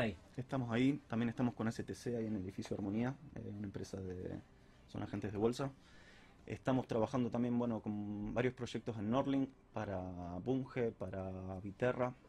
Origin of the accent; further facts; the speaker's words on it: Rosario, Santa Fe, Argentina; soy de acá de Rosario